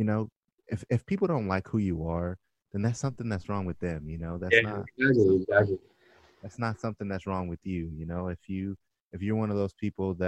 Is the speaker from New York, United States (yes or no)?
no; Orange County, California, United States; I grew up in Orange County, so I didn't grow up around a lot of Black people